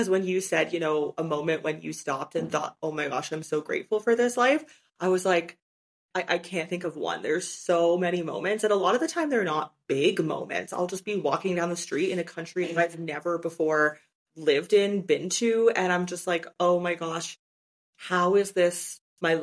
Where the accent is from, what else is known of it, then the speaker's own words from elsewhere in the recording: Canada; moved away as an adult; also born or lived in China; It's been 6 years since I lived in my home country of Canada